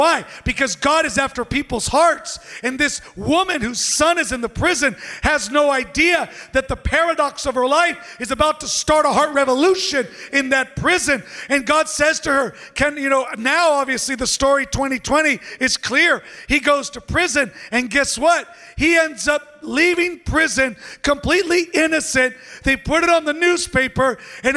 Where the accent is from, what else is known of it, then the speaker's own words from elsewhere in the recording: San Diego, California, United States; I'm from San Diego.